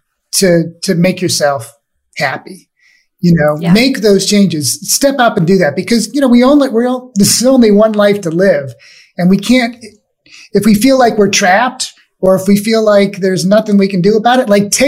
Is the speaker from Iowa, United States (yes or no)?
no; Scranton, Pennsylvania, United States; moved away as an adult; I was born and raised in Scranton, and I just moved back here with my family 7 years ago